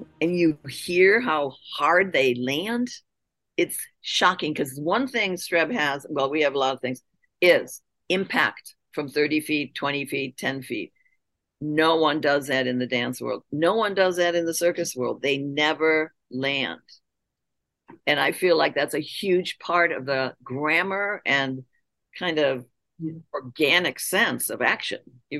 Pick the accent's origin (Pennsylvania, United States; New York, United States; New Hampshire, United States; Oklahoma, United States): New York, United States; accent: upstate New York; I learned how to lose my accent from upstate New York.